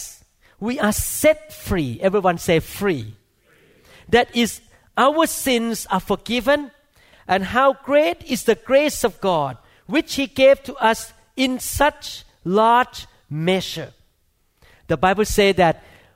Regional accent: Thailand; moved away; I grew up in Thailand

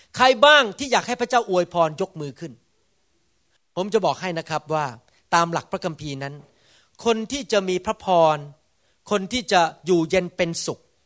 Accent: Thailand; ผมโตมาในประเทศไทย

